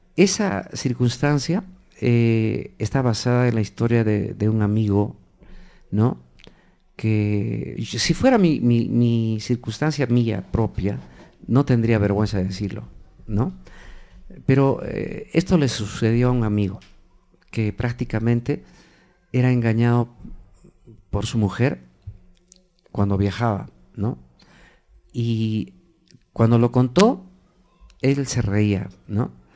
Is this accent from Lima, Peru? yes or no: no; Cusco, Peru; en el Cusco, mi ciudad natal, comencé a hacer eh, música